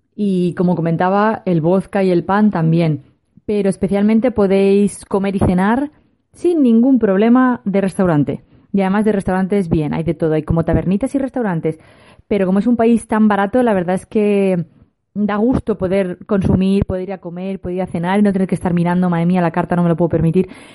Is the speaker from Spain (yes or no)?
yes; Spain; los españoles